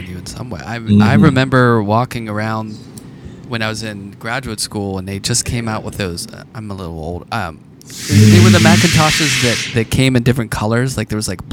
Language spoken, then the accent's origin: English; Pittsburgh, Pennsylvania, United States; I grew up in Pittsburgh, and Andy Warhol was just kind of, it was always around